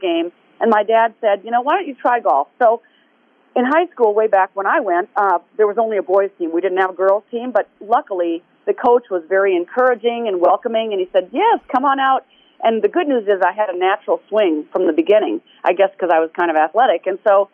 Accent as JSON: {"language": "English", "town": "Tucson", "region": "Arizona", "country": "United States", "tie": "born or raised there", "also_born_or_lived": "Minnesota / Honolulu, Hawaii", "said": "we're moving to Arizona. And here we came to Tucson"}